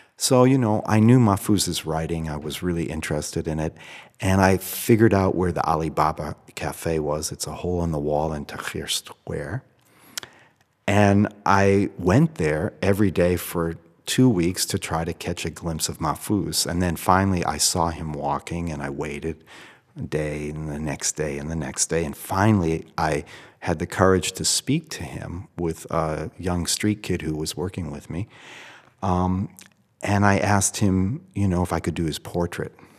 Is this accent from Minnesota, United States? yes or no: no; Boston, Massachusetts, United States; as a child, I grew up in Boston